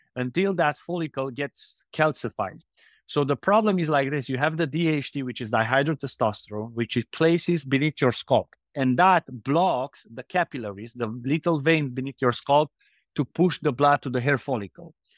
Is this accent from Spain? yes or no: no; Romania; now in Indonesia; We are from Romania, so very close to Ukraine